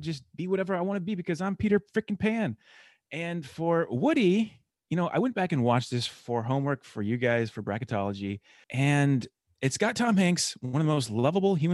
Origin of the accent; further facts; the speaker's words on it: Illinois, United States; also born or lived in Colorado; now in Los Angeles, United States; Yeah, I'm from Illinois and Colorado, and I eventually got out here